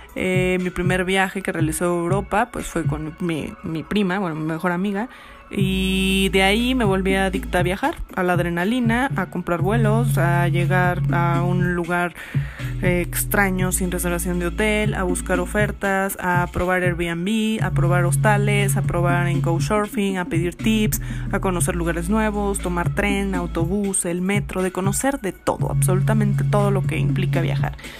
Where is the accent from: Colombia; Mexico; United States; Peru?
Mexico; moved away as an adult; also born or lived in Barcelona; yo soy de México